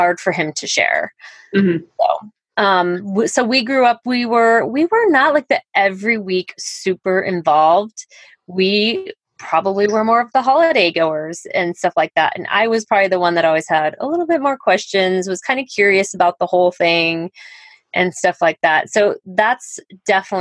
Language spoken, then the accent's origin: English; Colorado, United States; moved away as an adult; also born or lived in Highlands Ranch, Colorado; now in Iowa, United States; I'm from Colorado originally.